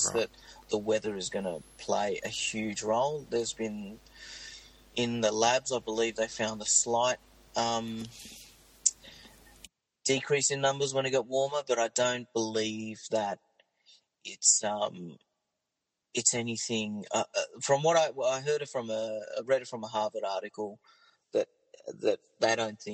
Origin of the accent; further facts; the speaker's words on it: Cronulla, New South Wales, Australia; I grew up in Cronulla